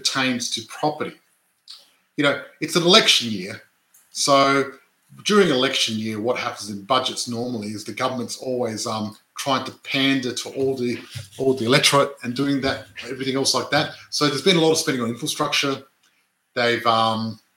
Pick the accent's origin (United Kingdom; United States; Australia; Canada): Australia; Adelaide, South Australia; I was born and grew up in Adelaide, born and raised in Adelaide, in the western suburbs